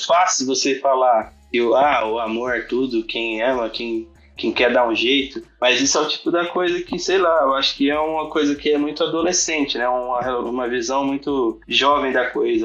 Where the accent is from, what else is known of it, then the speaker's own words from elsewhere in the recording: Guaratinguetá, São Paulo, Brazil; Sou de Guaratinguetá, interior de São Paulo